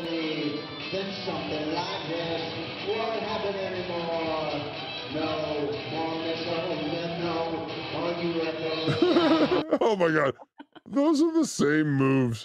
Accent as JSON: {"language": "English", "region": "California", "country": "United States", "said": "as a Californian"}